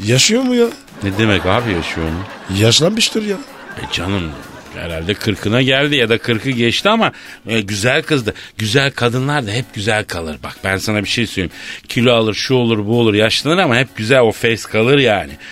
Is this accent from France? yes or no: yes; France; first language French; Turkish is a second language; now in Turkey; benim ana dilim Fransızca.